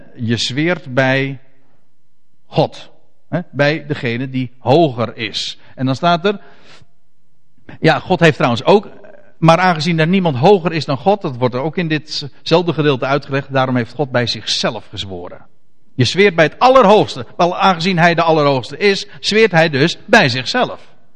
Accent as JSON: {"language": "Dutch", "country": "Netherlands", "said": "ons als Nederlanders"}